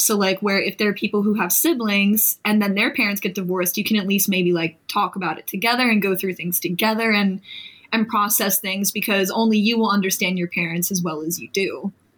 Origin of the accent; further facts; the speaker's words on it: Delaware County, Pennsylvania, United States; moved away as an adult; also born or lived in West Chester, Pennsylvania; now in Philadelphia, United States; I came from Delco, or I'll just say Delaware County uh, in Pennsylvania